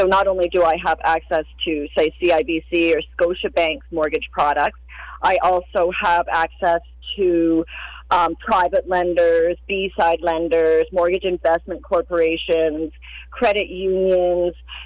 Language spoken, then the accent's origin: English; Cranbrook, British Columbia, Canada; moved away as an adult; also born or lived in West Kootenays / Niagara Falls, Ontario; now in Cranbrook, Canada; I'm originally from Cranbrook